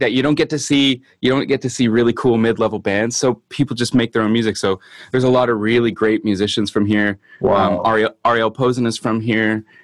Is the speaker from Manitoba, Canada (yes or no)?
yes; Winnipeg, Manitoba, Canada; i am a singer songwriter guitar player from winnipeg manitoba canada